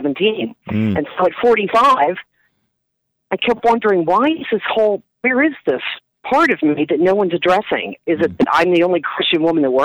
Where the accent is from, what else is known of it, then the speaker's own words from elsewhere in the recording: Wilmington, Delaware, United States; accent: Philly; moved away; Wilmington, Delaware, originally.